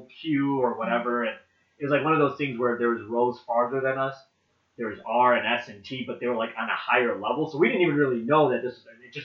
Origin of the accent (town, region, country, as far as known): Chicago, Illinois, United States; born or raised there